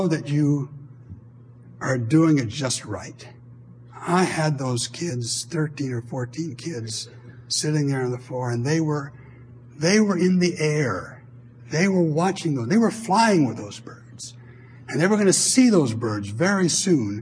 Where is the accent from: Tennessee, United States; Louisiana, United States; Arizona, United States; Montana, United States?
Montana, United States; moved away; also born or lived in Maryland; I grew up in Montana